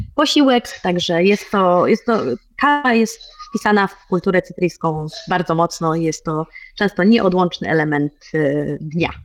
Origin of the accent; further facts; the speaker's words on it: Poland; now in Cyprus; jestem z Polski